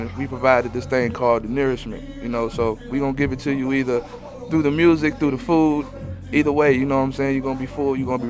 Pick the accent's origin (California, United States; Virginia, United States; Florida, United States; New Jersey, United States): Virginia, United States; Hampton; now in Atlanta, United States; since I've been here, and I've been here for over 10 years, I'm from Virginia originally.